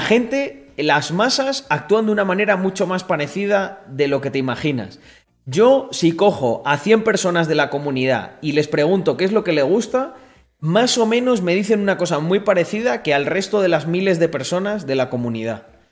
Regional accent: Spain

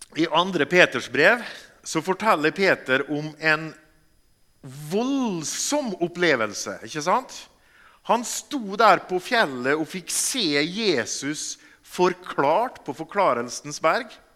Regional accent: Molde, Møre og Romsdal, Norway; moved away as an adult; now in Bergen, Norway; Jeg kommer fra Molde. Vi bor i Bergen fordi at jeg traff ei bergensdame.

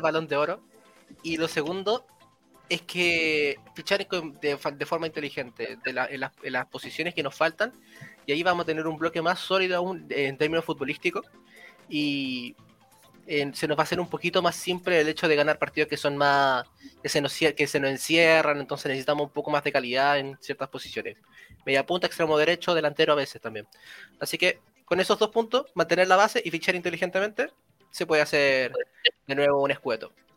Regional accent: Chile; siendo chileno

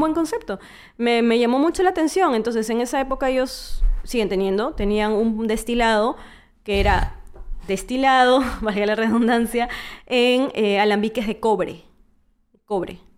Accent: Trujillo, La Libertad, Peru; moved away as an adult; now in Lima, Peru; yo soy de Trujillo, tengo cinco años viviendo en Lima y pasé casi la mayoría de, tiempo en, Trujillo

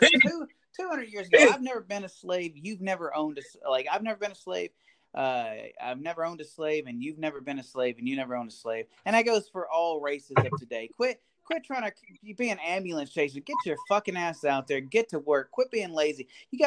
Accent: United States; I am very American, and I approve

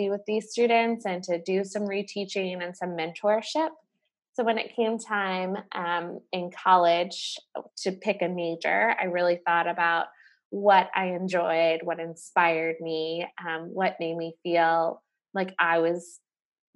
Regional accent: Charlotte, North Carolina, United States; growing up in North Carolina

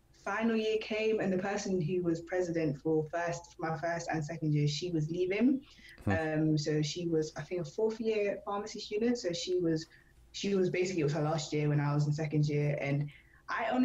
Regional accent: London, United Kingdom; moved away as an adult; now in Norwich, United Kingdom; I'm from London

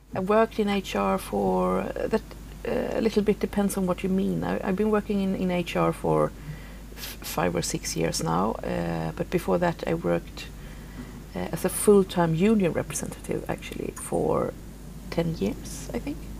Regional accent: southern Sweden, Sweden; moved away as an adult; now in Stockholm, Sweden; I was raised out in the in the wilderness, you can say, uh, in the south of Sweden

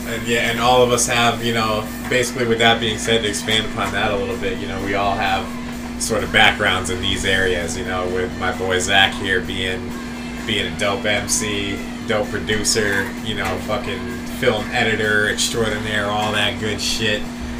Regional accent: Ellington, Connecticut, United States; we come from a small little fucking little bullshit town in Connecticut. You know, we're from the Northeast

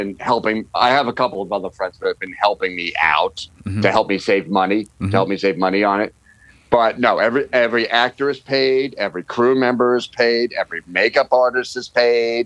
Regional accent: New York, United States; now in Los Angeles, United States; I'm a New Yorker

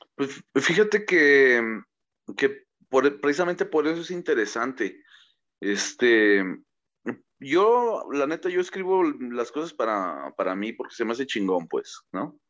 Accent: Mexico; somos mexicanos güeros o somos este morenos

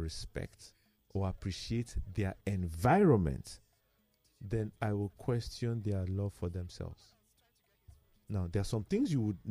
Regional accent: Nigeria; as a Nigerian

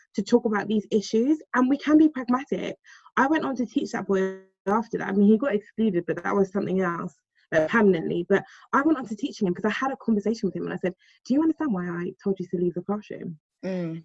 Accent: London, United Kingdom

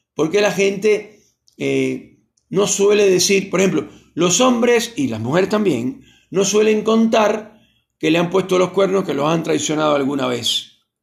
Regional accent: Argentina

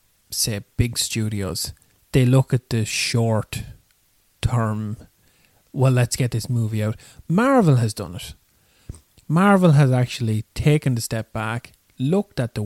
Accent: Ireland; we're Irish

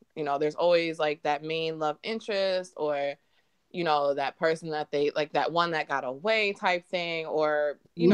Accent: Michigan, United States; also born or lived in Reading, Pennsylvania; I've been in Michigan ever since then.

